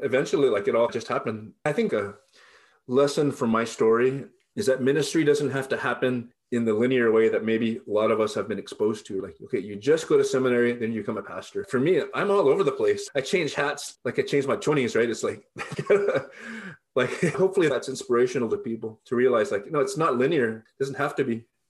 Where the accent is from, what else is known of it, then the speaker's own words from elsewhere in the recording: Hacienda Heights, California, United States; I was born at White Memorial Hospital in Boyle Heights, raised in Hacienda Heights